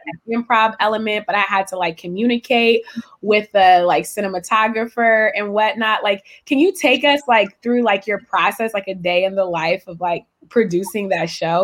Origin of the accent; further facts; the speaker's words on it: West Coast, United States; I'm from the West Coast